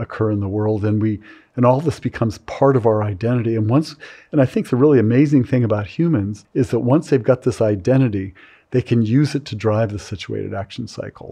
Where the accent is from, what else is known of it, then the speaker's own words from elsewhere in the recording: California, United States; I grew up in California during that period